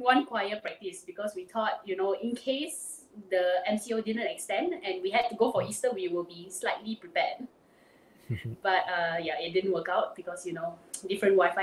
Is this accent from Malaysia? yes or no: yes; Penang, Malaysia; I'm from Penang, born and bred